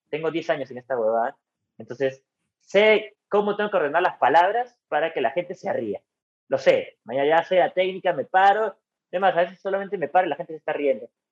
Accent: San Miguel, Lima, Peru; also born or lived in La Paz (district/area); Yo crecí en San Miguel. Viví ahí hasta los 22, 23 años

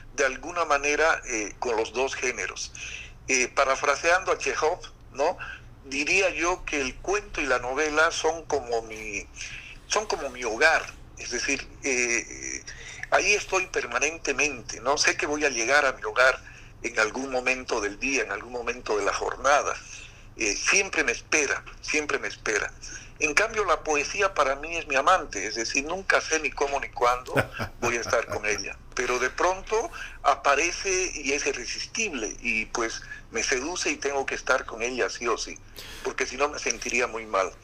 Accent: La Paz, Bolivia; born or raised there; moved away as an adult; also born or lived in Santa Ana, Beni, Bolivia; now in Santa Cruz, Bolivia

